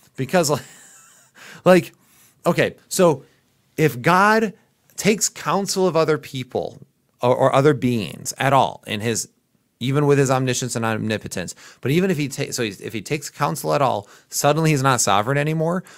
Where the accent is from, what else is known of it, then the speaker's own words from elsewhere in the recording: Midwest, United States; accent: Midwest; my Midwest accent